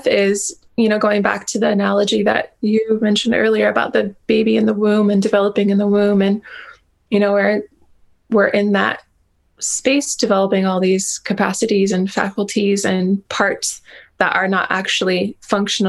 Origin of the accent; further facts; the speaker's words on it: Hawaii, United States; I've kind of come to this sort of like modern happy medium with myself as a Hawaiian